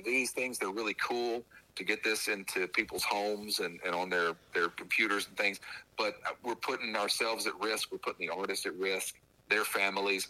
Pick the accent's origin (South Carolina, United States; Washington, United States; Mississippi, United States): Mississippi, United States; Columbus; also born or lived in Tuscaloosa, Alabama / Starkville, Mississippi; when I was growing up in Columbus, I worked at 99.9 The Fox